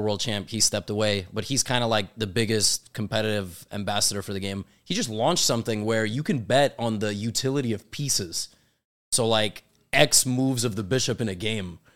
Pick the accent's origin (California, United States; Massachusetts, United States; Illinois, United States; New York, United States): New York, United States; New York City; I'm born and raised in New York City